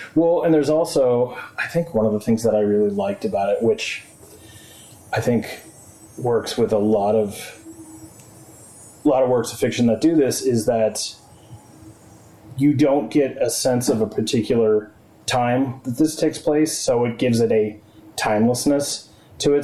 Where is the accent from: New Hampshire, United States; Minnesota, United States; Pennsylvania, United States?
New Hampshire, United States; Exeter; also born or lived in Arizona; I grew up in Exeter